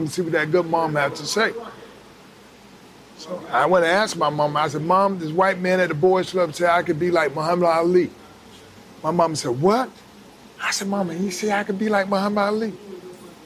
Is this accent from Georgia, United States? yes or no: yes; Atlanta, Georgia, United States; also born or lived in Alabama; I was born in Alabama, and so we moved to Atlanta from Alabama when I was 4 years old. And pretty much everything started in Atlanta.